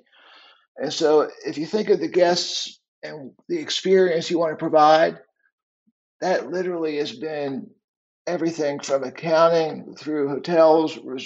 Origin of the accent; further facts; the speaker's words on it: D.C., Virginia, United States; I grew up right outside the Washington, D.C. area in Virginia